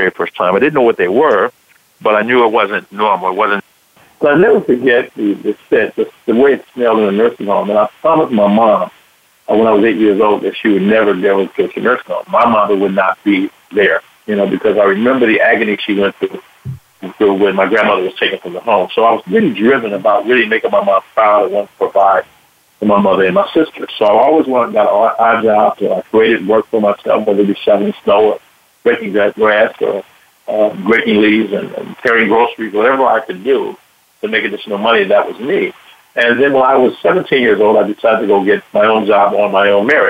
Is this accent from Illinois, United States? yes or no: yes; Chicago, Illinois, United States; moved away as an adult; also born or lived in Dallas, Texas / Atlanta, Georgia; I was born and raised here in Chicago